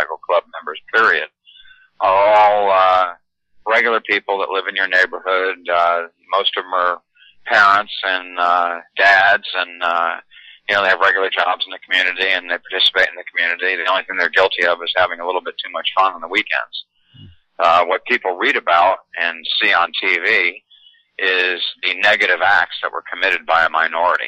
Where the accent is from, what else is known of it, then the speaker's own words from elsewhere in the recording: North Branford, Connecticut, United States; I grew up in North Brantford.